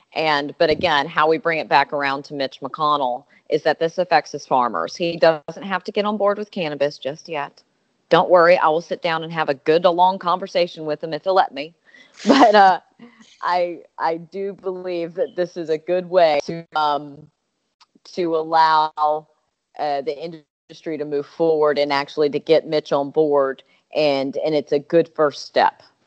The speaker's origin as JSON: {"language": "English", "region": "Alabama", "country": "United States", "tie": "born or raised there", "said": "I'm from Alabama and that was my you know my home state"}